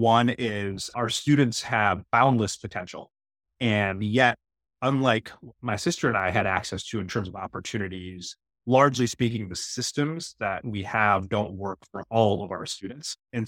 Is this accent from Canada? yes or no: no; United States; the house where I grew up in the United States?